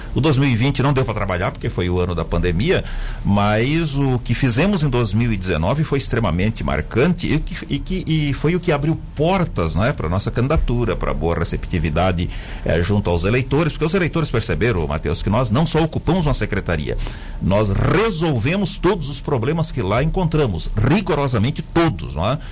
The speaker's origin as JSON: {"language": "Portuguese", "town": "Lauro Müller", "region": "Santa Catarina", "country": "Brazil", "tie": "born or raised there", "moved": "as an adult", "said": "Eu nasci no Rio Queimado, ou seja, na terceira comunidade depois de Lauro Miller"}